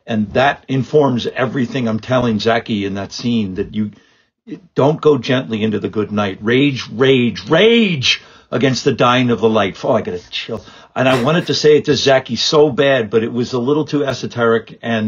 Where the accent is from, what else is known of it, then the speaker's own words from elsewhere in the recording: Ireland; I'm not. I'm some guy. I'm just an Irish jackass.